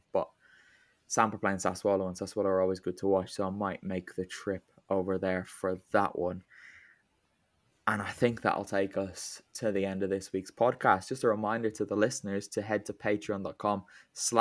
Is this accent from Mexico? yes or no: no; Ireland; I'm Irish